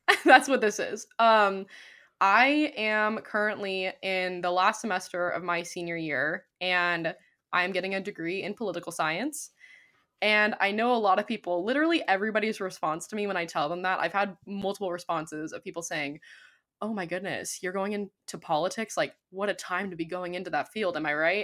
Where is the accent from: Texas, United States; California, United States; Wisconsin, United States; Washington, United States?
California, United States; I'm also from California